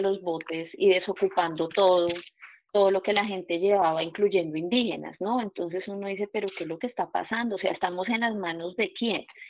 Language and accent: Spanish; Puerto Wilches, Santander, Colombia; soy del municipio de Puerto Wilches, Santander